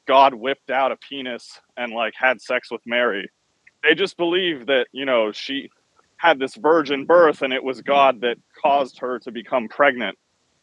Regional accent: Iran; moved away; I'm from Iran originally

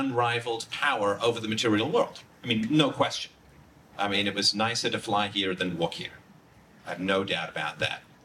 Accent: Ireland; I'm from Ireland

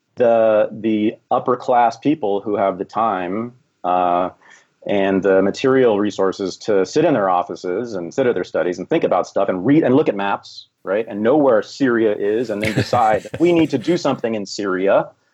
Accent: Berkeley, California, United States; I was born in Berkeley, California in 1965

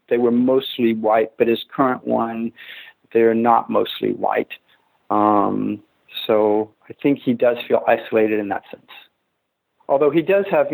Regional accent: Texas, United States; moved away; I'm from Texas

